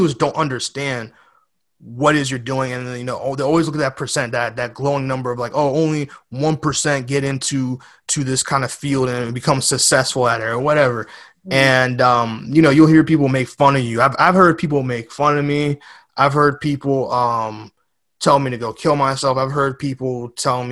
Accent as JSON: {"language": "English", "town": "New York City", "region": "New York", "country": "United States", "tie": "born or raised there", "also_born_or_lived": "West Coast, United States", "moved": "yes", "said": "I was born in the Bronx"}